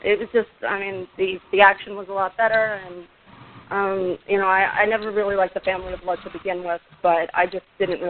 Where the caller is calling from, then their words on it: Brooklyn, New York, United States; Brooklyn, New York.